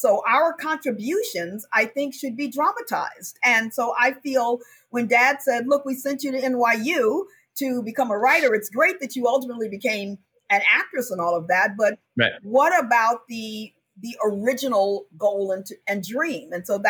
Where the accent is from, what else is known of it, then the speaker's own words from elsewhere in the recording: Chicago, Illinois, United States; moved away as an adult; also born or lived in New York City; I'm from Chicago.